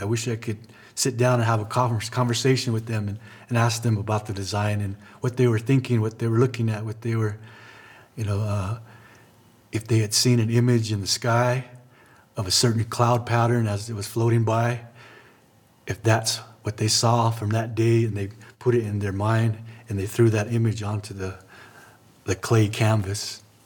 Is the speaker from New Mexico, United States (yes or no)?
yes; Laguna Pueblo, New Mexico, United States; I'm from Laguna Pueblo